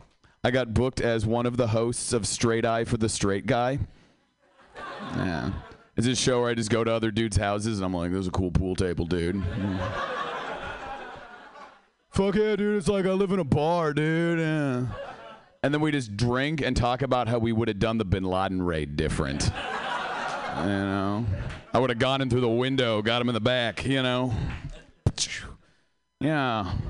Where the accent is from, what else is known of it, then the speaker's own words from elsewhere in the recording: Seattle, Washington, United States; Yeah, I am from Seattle. I came all the way down here for this.